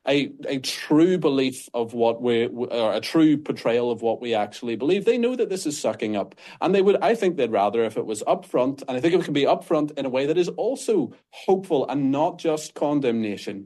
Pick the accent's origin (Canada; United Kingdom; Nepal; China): United Kingdom; Northern Ireland; accent: Northern Irish; People can probably tell from my accent that I'm not American. I'm Northern Irish.